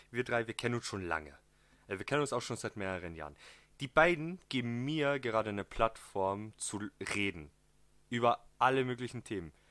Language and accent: German; southern Austria, Austria; Vielleicht kommt manchmal ein Dialekt durch oder ein Akzent, je nachdem. Ähm, wir kommen aus dem Süden von Österreich.